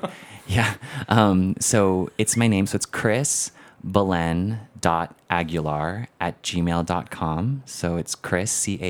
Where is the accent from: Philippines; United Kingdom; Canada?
Philippines; That is my middle name by default of being Filipino.